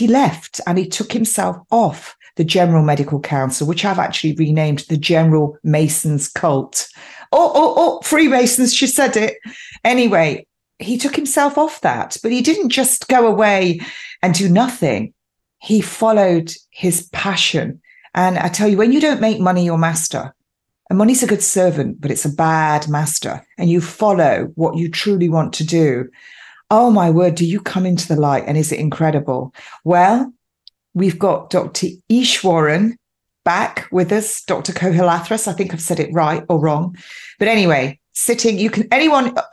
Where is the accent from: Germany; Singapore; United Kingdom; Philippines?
United Kingdom; England; I'm quintessentially English